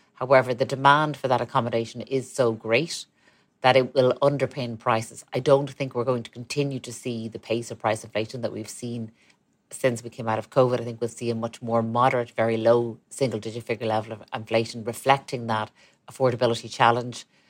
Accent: Ireland; we're a country, we're a tiny country

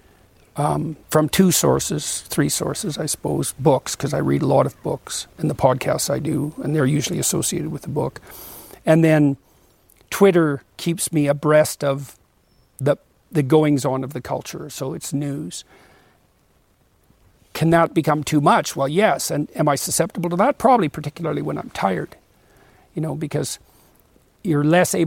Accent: Canada

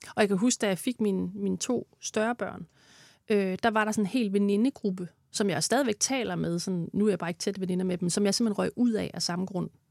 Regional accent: Denmark; moved away; nu kommer jeg fra Jylland

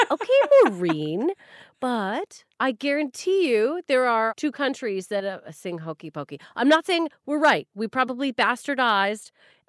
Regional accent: Canada; I know, and I'm Canadian

